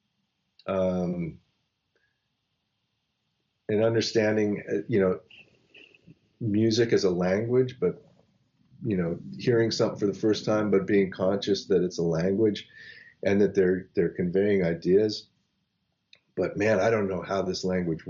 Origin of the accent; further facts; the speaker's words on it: Los Angeles, California, United States; I grew up in Los Angeles at a time when everybody was listening to whatever was happening in the late 70s